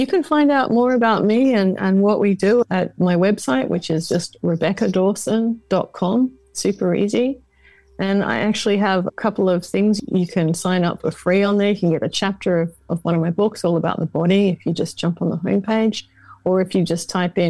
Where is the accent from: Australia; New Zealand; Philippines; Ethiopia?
Australia; Perth, Western Australia; I'm from Perth, the most remote part.